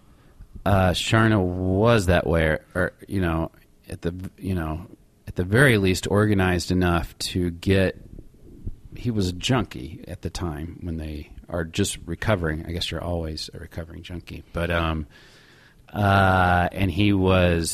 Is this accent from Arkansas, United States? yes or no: yes; Little Rock, Arkansas, United States; moved away; also born or lived in Chicago / New York City / Los Angeles; I grew up in Little Rock